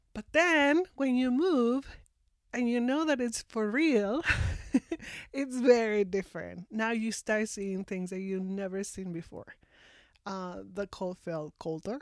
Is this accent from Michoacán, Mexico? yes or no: no; Mexico City, Mexico; English is a second language; moved away as an adult; now in Victoria, Canada; I am from Mexico, originally from Mexico City. I was born and raised and lived most of my life there.